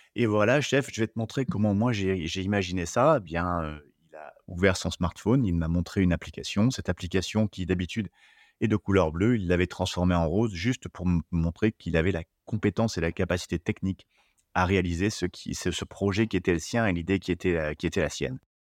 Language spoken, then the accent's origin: French; Limousin, Nouvelle-Aquitaine, France; moved away as an adult; also born or lived in Paris region / United States / Spain; revenir dans ma région d'origine